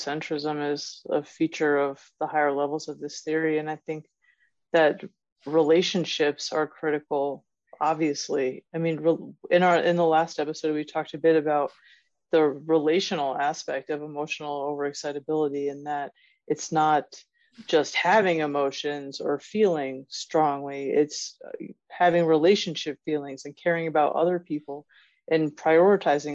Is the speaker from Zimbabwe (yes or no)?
no; United States; here as an American